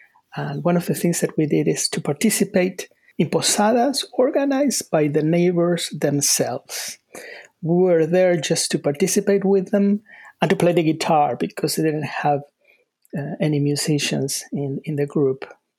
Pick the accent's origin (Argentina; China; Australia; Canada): Argentina; also born or lived in Salt Lake City, United States / North Carolina, United States; now in United States; I was born in Argentina.